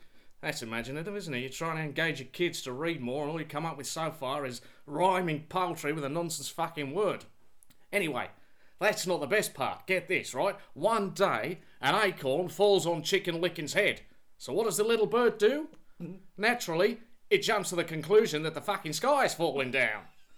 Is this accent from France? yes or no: no; Australia; I grew up in Australia with a girl's name.